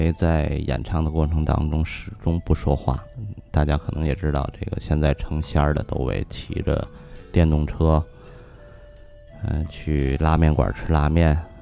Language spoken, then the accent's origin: Chinese; Tianjin, China; accent: Tianjin dialect; 我们天津话叫瓢把子